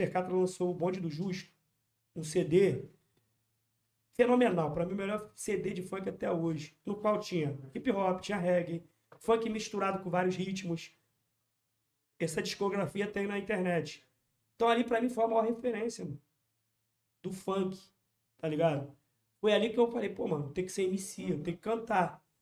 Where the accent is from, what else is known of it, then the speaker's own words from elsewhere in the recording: Rio de Janeiro, Brazil; localidade onde eu sou cria.